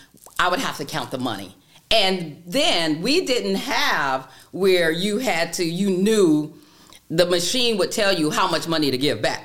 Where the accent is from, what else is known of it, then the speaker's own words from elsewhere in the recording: Daytona Beach, Florida, United States; I am born and raised in Daytona Beach, Florida.